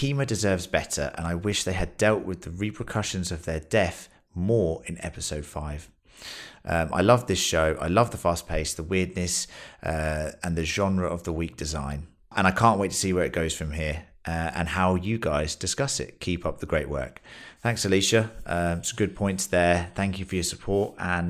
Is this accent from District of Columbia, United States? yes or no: no; Los Angeles, California, United States; I'm also black. I grew up in South Central Los Angeles and I was born in 1958.